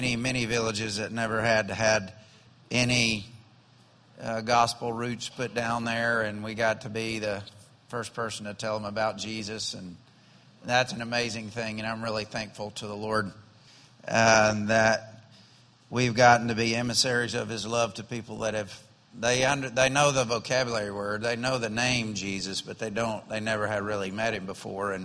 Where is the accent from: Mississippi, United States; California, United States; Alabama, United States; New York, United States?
Alabama, United States; I'm from Alabama